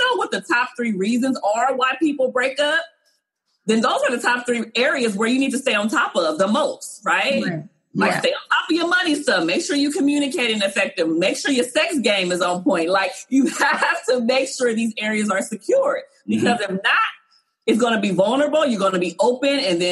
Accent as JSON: {"language": "English", "town": "Compton", "region": "California", "country": "United States", "tie": "born or raised there", "said": "I was from Compton. There was times growing up in my household where money was funny."}